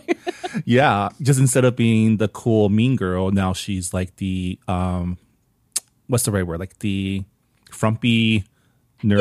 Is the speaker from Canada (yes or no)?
yes; Canada; now in United States; as a Canadian